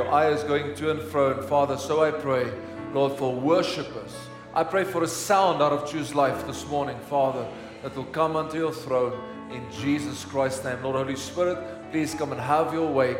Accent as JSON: {"language": "English", "town": "Pretoria", "region": "Gauteng", "country": "South Africa", "tie": "born or raised there", "said": "I grew up in Hatfield"}